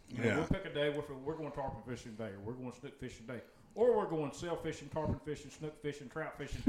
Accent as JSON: {"language": "English", "region": "the Carolinas", "country": "United States", "tie": "born or raised there", "moved": "as an adult", "lives_now": "Florida, United States", "said": "growing up in the Carolinas"}